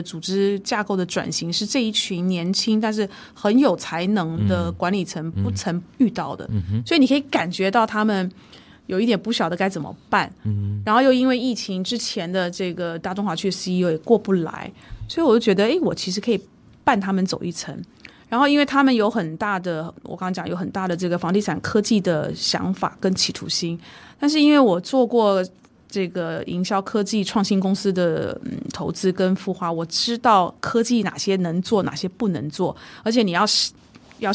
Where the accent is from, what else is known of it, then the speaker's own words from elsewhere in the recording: Taiwan; 这跟我当初比如说从台湾过来，当然年龄也不一不一